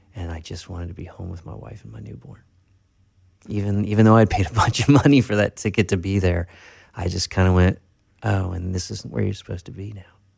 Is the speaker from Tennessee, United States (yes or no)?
yes; Tennessee, United States; now in Nashville, United States; I grew up in Tennessee uh, from three to 17.